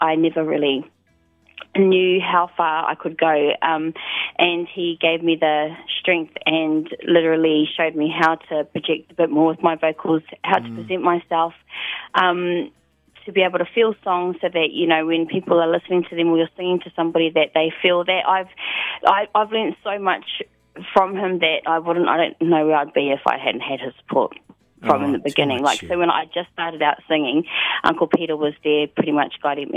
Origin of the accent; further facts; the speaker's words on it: Gisborne, New Zealand; as an artist growing up in Gisborne